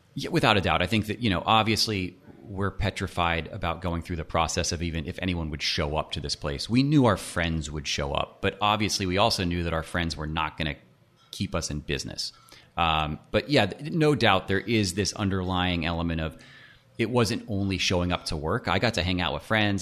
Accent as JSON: {"language": "English", "town": "Nashville", "region": "Tennessee", "country": "United States", "tie": "born or raised there", "also_born_or_lived": "Miami", "said": "grew up in Nashville, uh, okay. went to school in Miami"}